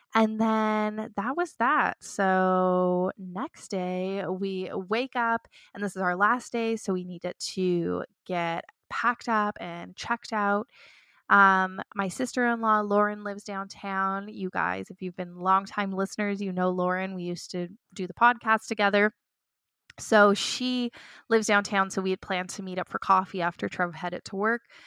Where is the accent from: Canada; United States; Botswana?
Canada; Toronto, Ontario; moved away as an adult; I grew up in Toronto